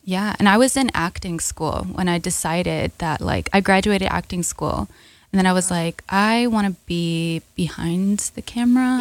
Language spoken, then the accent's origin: English; New York, United States; growing up in America in the public school system